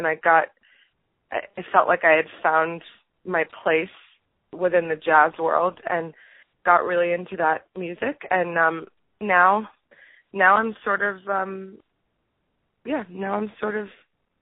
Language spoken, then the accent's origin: English; New York City, New York, United States; also born or lived in Montreal; I was born and raised in New York City in Manhattan